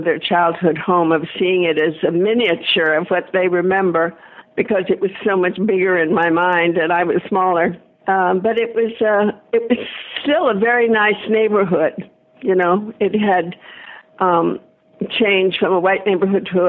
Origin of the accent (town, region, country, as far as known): Detroit, Michigan, United States; born or raised there